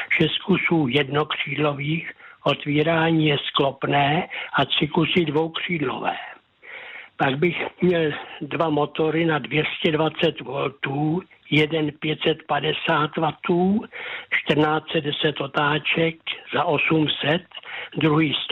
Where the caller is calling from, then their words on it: Pacov, Vysočina Region, Czechia; A jsem z Pacova a mám telefonní číslo 773 192 257.